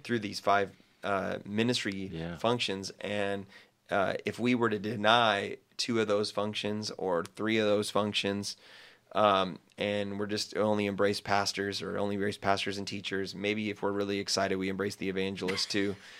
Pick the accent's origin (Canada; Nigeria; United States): United States; as an American